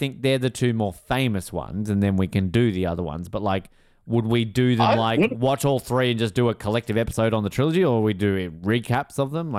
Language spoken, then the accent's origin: English; Netherlands; I am from Holland.